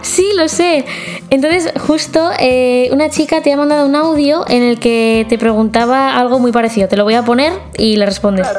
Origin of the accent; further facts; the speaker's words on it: Mexico; soy de México